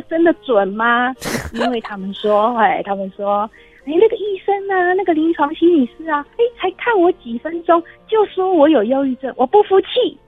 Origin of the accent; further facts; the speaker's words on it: Taiwan; 我们台湾人